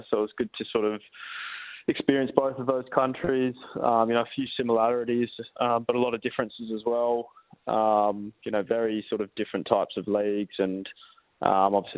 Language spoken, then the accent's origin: English; Perth, Western Australia, Australia; playing for my hometown club